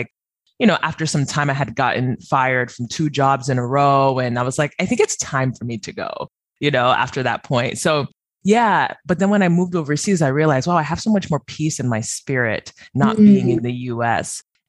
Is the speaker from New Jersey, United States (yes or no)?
yes; New Jersey, United States; born there; also born or lived in California; So I'm Nigerian American, first generation Nigerian American. My parents emigrated from Nigeria probably in the 80s, early 90s. No, late 80s, because I was born in the early 90s. So that makes sense. And in New Jersey, and then moved to California